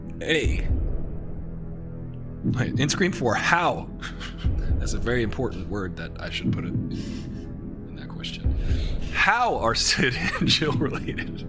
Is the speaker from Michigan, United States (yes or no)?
no; New York, United States; I'm from New York